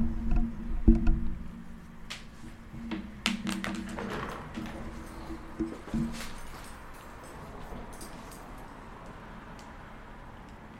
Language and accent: English; Paramount, California, United States; also born or lived in Corona, California / Long Beach, California / Compton, California; I'm from Long Beach. I grew up in Paramount. For a while, we lived in Compton